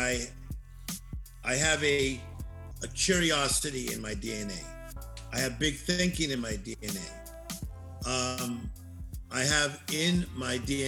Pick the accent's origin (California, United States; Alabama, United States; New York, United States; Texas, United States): California, United States; Compton; now in Beverly Hills, United States; I'm from Compton